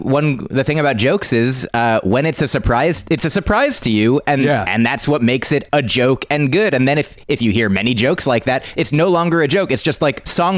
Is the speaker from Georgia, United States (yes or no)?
no; New Jersey, United States; now in New York City, United States; I'm from New Jersey